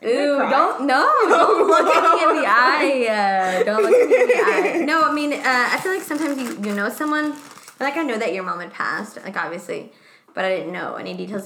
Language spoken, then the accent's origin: English; Mexico; first language Spanish; English is a second language; moved away; I'm the most Mexican one because I was born in Mexico